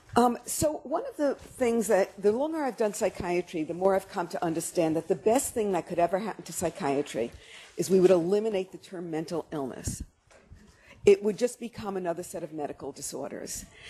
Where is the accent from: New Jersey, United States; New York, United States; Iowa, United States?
New York, United States; New York City; I'm a New Yorker and we have to do everything fast